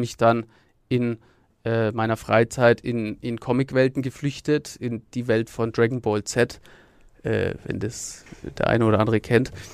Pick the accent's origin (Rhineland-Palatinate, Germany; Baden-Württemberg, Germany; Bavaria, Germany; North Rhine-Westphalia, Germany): Bavaria, Germany; Nuremberg; aufgewachsen bin ich in der Nürnberger Südstadt